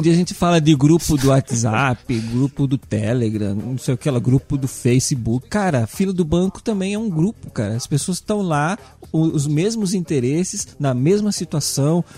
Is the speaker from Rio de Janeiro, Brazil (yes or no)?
no; São Paulo, Brazil; como bom paulista